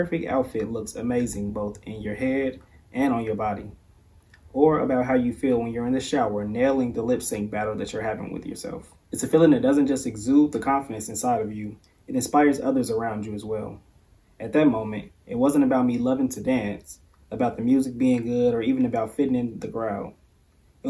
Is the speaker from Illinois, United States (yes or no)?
yes; Chicago, Illinois, United States; Growing up in Chicago